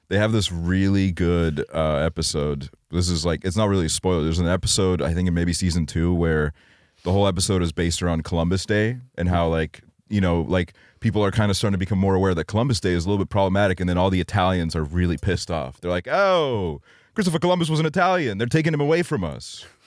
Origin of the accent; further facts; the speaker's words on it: Estonia; growing up in Estonia